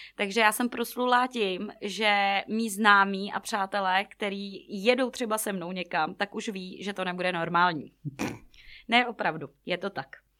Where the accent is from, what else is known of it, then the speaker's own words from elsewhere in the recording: Plzeň-South District, Plzeň Region, Czechia; já jsem z Plzně jihu